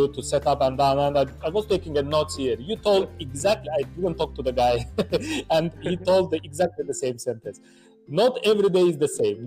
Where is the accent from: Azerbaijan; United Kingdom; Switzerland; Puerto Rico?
Azerbaijan; Baku; moved away; I was originally from Azerbaijan, in Baku, in my country.